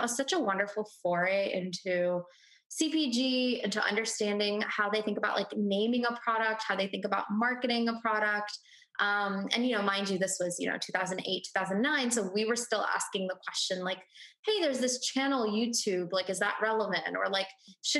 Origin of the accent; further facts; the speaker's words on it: Houston, Texas, United States; also born or lived in India; I was born in India. Then we immigrated to the States when I was 6 months old. I grew up in Houston, Texas